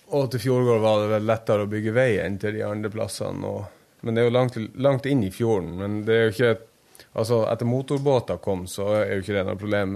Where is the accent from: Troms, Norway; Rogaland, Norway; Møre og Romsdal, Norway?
Troms, Norway; Senja; Øyfjord. heter hele fjorden, men Ørnfjord heter den innerste delen, der jeg kommer fra